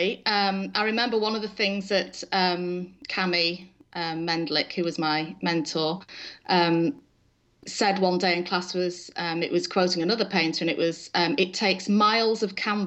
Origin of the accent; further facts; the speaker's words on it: England, United Kingdom; moved away as an adult; now in Stillwater, United States; So I was born in England and married my husband there, raised our children there up until 2006